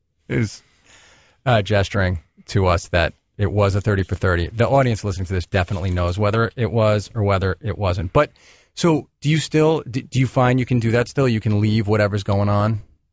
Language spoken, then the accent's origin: English; New York, United States; Well, I'm a New Yorker, so when I'm in L.A. driving around